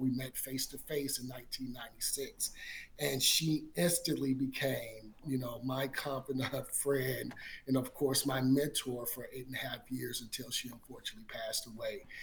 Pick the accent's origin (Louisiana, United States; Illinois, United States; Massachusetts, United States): Louisiana, United States; Baton Rouge; growing up in Baton Rouge, Louisiana